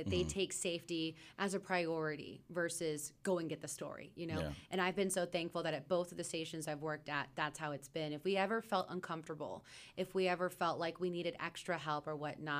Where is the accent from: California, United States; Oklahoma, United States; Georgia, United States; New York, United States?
Oklahoma, United States; also born or lived in Texas; I come from Oklahoma and Texas where it's pretty flat.